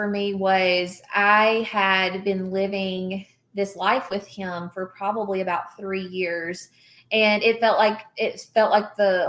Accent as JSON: {"language": "English", "region": "the South", "country": "United States", "said": "again, we're from the South, right?"}